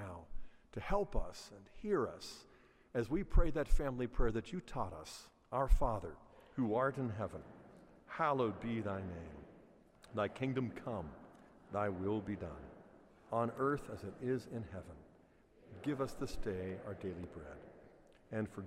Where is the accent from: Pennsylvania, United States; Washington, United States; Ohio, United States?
Pennsylvania, United States; Pittsburgh; moved away; I grew up in Pittsburgh